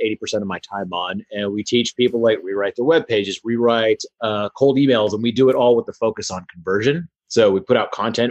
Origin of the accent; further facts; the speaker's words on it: Houston, Texas, United States; in Houston, Texas, where I grew up